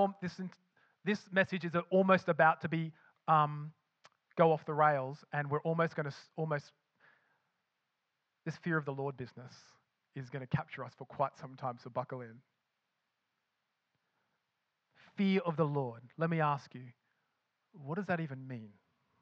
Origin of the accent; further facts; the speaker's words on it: Australia; accent: Australian; now in Scotland; with my accent, betrays that I lived in Australia